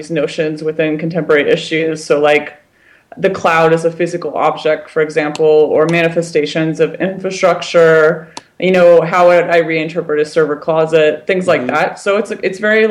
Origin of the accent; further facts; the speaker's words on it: United States; I'm American